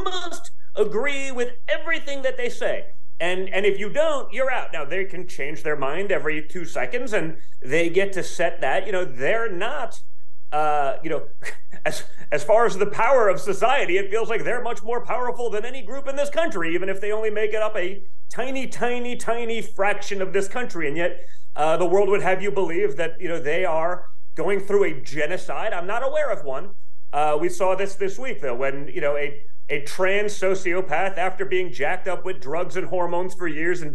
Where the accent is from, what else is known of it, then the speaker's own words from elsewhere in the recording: United States; as an American